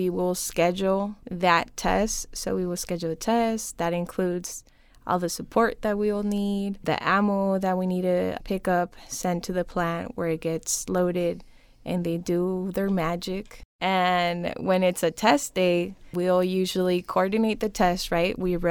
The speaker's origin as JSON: {"language": "English", "town": "San Diego", "region": "California", "country": "United States", "tie": "born or raised there", "also_born_or_lived": "Mexicali, Baja California, Mexico", "moved": "as an adult", "lives_now": "Yuma, United States", "said": "I grew up in San Diego, born and raised"}